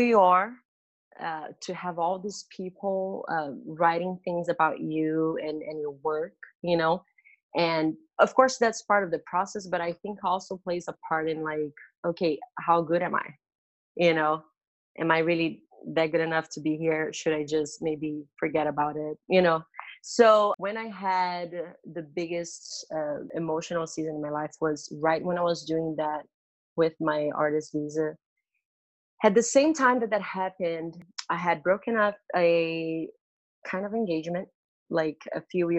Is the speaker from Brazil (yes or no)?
yes; Brazil; moved away as an adult; now in United States; I'm from Brazil and grew up just with my family.